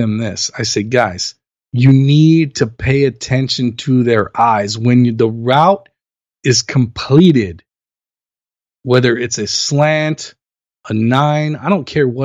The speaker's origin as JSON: {"language": "English", "town": "Los Angeles", "region": "California", "country": "United States", "tie": "born or raised there", "said": "I'm born and raised in Los Angeles. I've lived here since 1978 when I was born."}